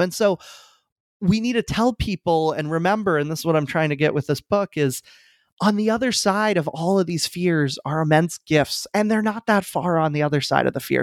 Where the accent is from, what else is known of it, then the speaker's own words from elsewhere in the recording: Falls Church, Virginia, United States; I moved back to my hometown of Falls Church, Virginia, right outside D C